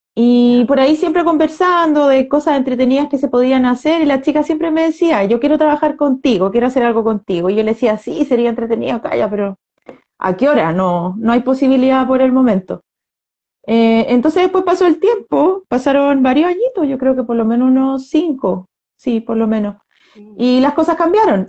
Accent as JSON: {"language": "Spanish", "country": "Chile", "said": "todo lo que hemos vivido las personas como chilenas los últimos dos años y medio"}